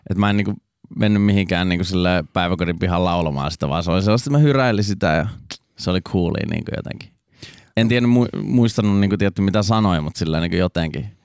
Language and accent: Finnish; Raisio, Southwest Finland, Finland; also born or lived in Turku; Niin mähän oon siis Raisiosta alun perin.